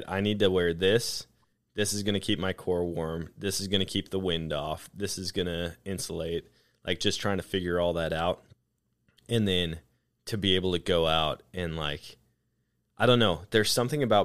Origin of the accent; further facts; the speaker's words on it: Wisconsin, United States; now in Missouri, United States; growing up in Wisconsin, we had snow pretty consistently